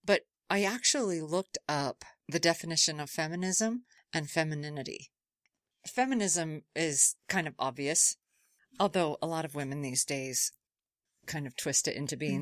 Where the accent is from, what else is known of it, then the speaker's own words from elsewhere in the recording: Utah, United States; I grew up in Utah